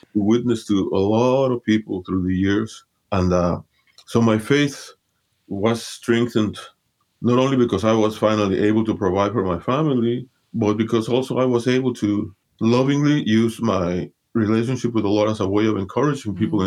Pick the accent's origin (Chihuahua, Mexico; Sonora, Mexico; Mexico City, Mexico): Mexico City, Mexico; I was born and raised in Mexico City, Mexico. My parents are from Honduras, Central America